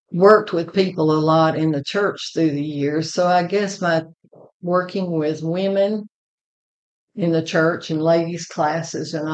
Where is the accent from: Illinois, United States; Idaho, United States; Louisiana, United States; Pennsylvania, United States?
Louisiana, United States; Shreveport; moved away as an adult; now in Moulton, United States; I grew up in Shreveport, Louisiana, but when I married Larry, I became an Alabama girl.